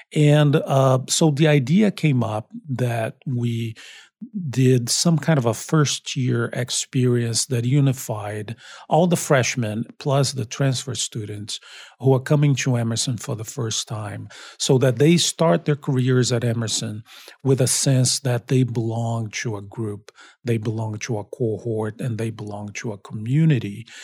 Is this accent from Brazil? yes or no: yes; Brazil; also born or lived in Long Beach, United States / Miami, United States; now in Boston, United States; I'm originally from Brazil.